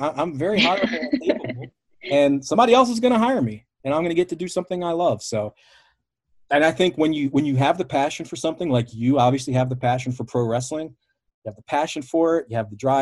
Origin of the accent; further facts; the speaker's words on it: Baltimore, Maryland, United States; I'm from Baltimore.